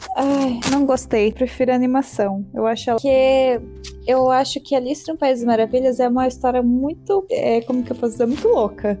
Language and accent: Portuguese; Brazil; a gente é brasileiro